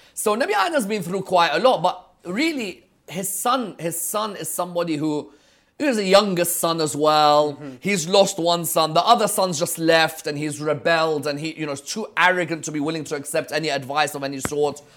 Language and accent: English; London, United Kingdom; growing up in London, in the teens